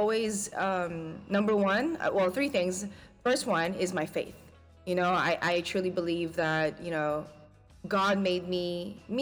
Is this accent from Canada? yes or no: no; Australia; moved away as an adult; now in Philippines; growing up in Australia